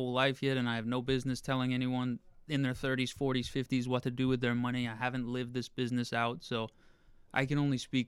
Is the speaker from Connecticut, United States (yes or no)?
yes; Torrington, Connecticut, United States; now in New York City, United States; I grew up in a town of 30,000 people in Connecticut called Torrington